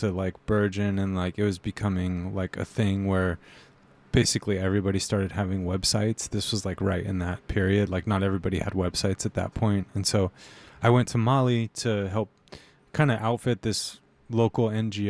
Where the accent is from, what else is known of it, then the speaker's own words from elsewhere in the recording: Inland Empire, California, United States; now in Oakland, United States; I grew up in the Inland Empire, which is what people who live in Riverside and Corona and San Bernardino call that area. Just like outside of Los Angeles, if you're not familiar with that area. I grew up in like the 90s era Inland Empire. That's kind of like my roots.